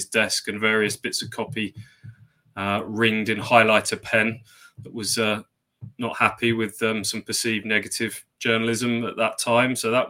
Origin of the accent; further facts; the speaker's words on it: Braintree, East of England, United Kingdom; I grew up in Braintree in Essex, so not a million miles away from Ipswich.